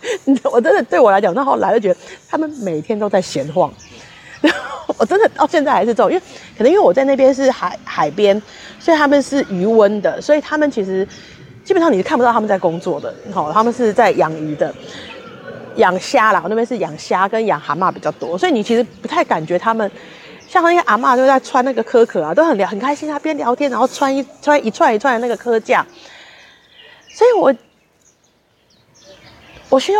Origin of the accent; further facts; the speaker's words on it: Taipei, Taiwan; now in Yunlin, Taiwan; 比方说，我以前在台北就觉得啊，都乡下人好可怜，怎么样怎么样怎么样。现在我才真的有时候自己觉得我们台北人好可怜